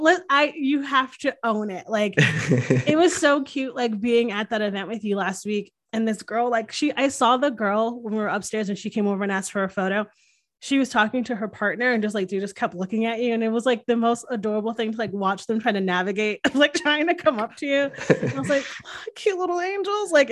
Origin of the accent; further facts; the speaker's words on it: Northeast, United States; now in Austin, United States; growing up in the Northeast, I'm used to, like, having four seasons